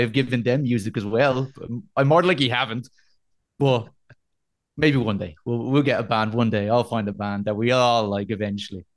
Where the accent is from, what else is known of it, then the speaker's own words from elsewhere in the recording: Dublin, Leinster, Ireland; I'm an Irish boy. I'm Dublin